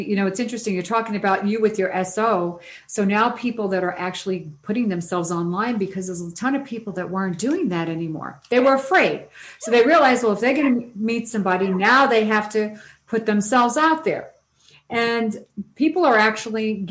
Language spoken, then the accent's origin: English; New York City, New York, United States; I come from New York City